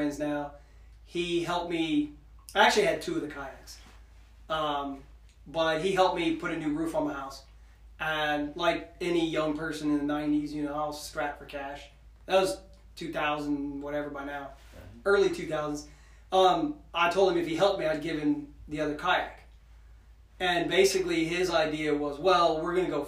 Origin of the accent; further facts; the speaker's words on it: Central Ohio, United States; I'm almost 45. The entire almost 45 years, I've been in Central Ohio